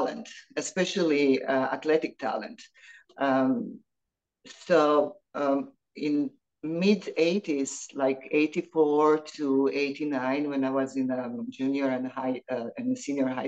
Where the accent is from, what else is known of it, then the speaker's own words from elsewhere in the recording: Split, Split-Dalmatia County, Croatia; moved away as an adult; now in United States; growing up in Split was amazing time